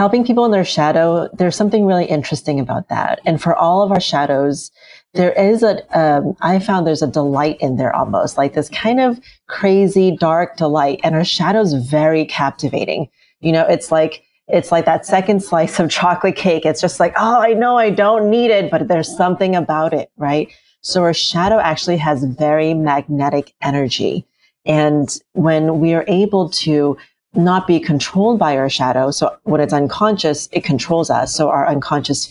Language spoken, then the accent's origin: English; United States; when we moved to the US, I was a little kid, and we moved into the projects